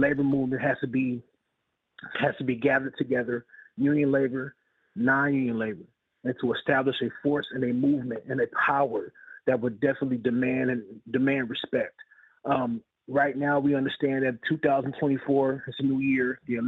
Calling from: California, United States; out of Northern California.

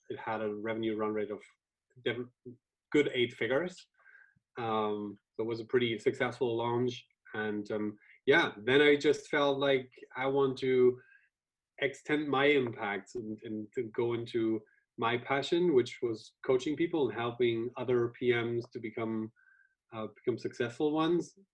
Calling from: Dresden, Saxony, Germany; Uh, I'm located here in Dresden, Germany, which is roughly 200 kilometers south of Berlin.

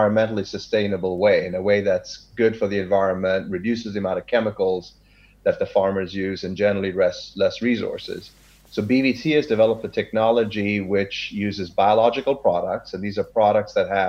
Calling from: Sacramento, California, United States; I am speaking from Sacramento, California, the biggest state in the U.S.

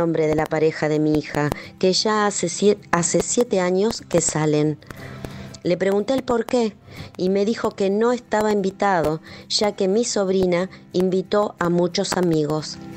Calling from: Argentina

